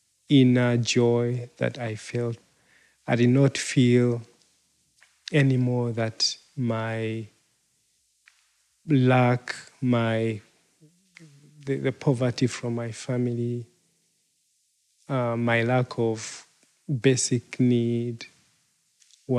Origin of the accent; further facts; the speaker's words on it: Uganda; I am from Uganda